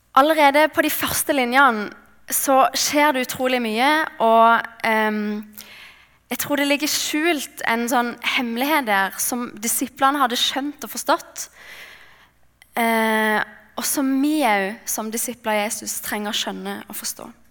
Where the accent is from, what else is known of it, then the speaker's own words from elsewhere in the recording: Mandal, Agder, Norway; jeg kommer fra Mandal på Sørlandet